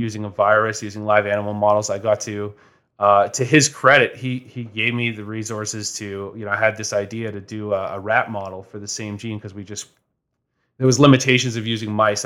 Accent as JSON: {"language": "English", "town": "Toronto", "region": "Ontario", "country": "Canada", "tie": "born or raised there", "moved": "as an adult", "lives_now": "London, Canada", "said": "I'm originally from Toronto"}